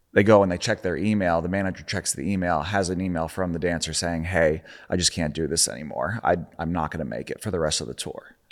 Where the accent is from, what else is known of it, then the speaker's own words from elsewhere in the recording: Charlotte, North Carolina, United States; moved away; I grew up in Charlotte